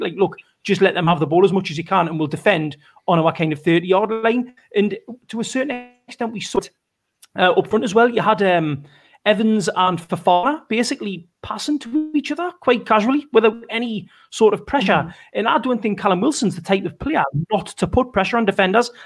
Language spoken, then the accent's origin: English; Benwell, North East England, United Kingdom; the sense of pride that I have when I see someone from my you know my hometown make it through is huge